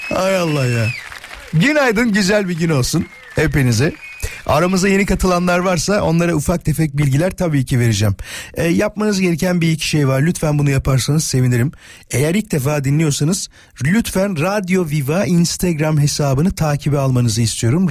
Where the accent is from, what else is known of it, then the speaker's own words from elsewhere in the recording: Yarımca, Kocaeli, Turkey; ben Yarımca'da büyüdüm. Körfez Belediyesi vardır orada.